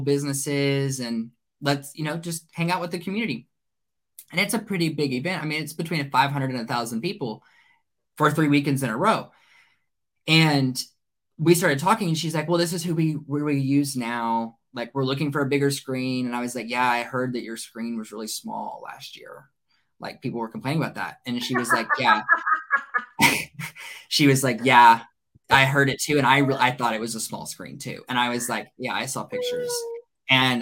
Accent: Burleson, Texas, United States; Burleson, which is where I'm from. That's my hometown.

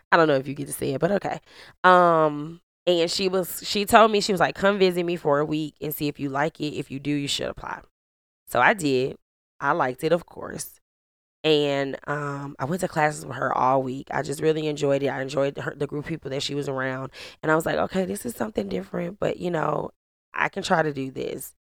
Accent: St. Louis, Missouri, United States; I grew up in Saint Louis, Missouri, three one four

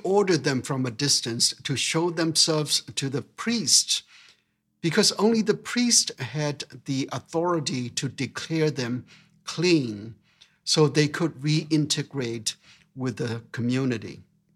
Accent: Myanmar; moved away; growing up in Burma

